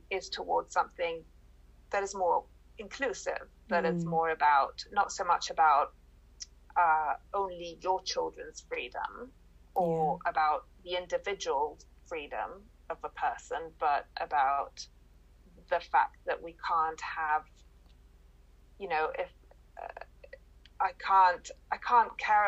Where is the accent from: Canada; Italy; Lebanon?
Italy; now in Dubai, United Arab Emirates; I've never really lived there, and I am Italian, so I consider myself Italian